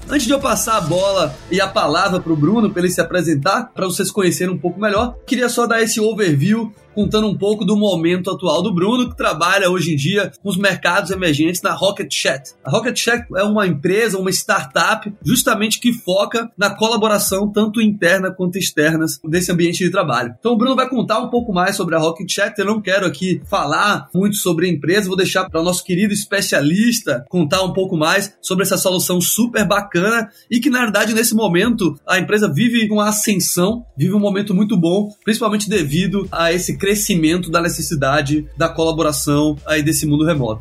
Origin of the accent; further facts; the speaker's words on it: Brazil; now in Silicon Valley, United States; a gente, como brasileiro